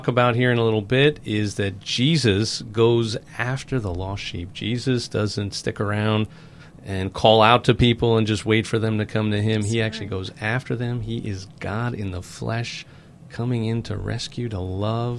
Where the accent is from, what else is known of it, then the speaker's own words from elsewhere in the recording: New York, United States; now in Slidell, United States; I'm from New York originally